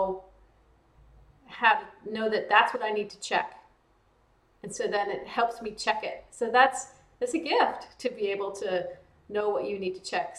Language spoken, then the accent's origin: English; small towns in Texas and Louisiana, the South, United States; I grew up in the South in, small towns in Texas and Louisiana